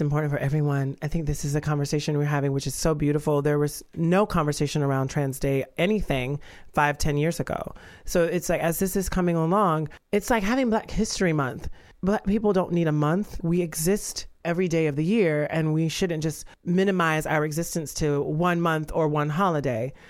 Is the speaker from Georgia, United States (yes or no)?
yes; Georgia, United States; I'm from the South and from Georgia